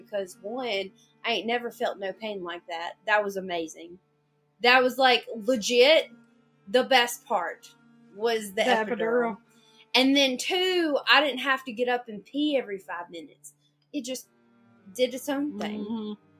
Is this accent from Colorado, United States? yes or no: no; Texas, United States; I'm from Texas.